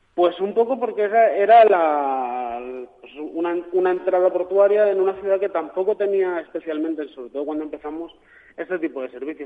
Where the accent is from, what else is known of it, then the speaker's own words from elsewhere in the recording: Valencia, Valencian Community, Spain; yo como valenciano, pues al final uno tiene, tira también para la terreta.